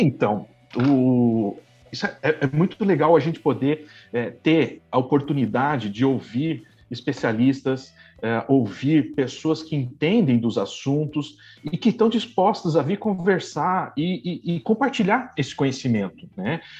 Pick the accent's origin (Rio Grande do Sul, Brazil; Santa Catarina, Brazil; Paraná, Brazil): Santa Catarina, Brazil; Blumenau; moved away as an adult; also born or lived in Florianópolis / Campinas; now in São Paulo, Brazil; Eu sou de Blumenau, eu sou originário de Blumenau e vim, fui me afastando de casa conforme eu fui para o mestrado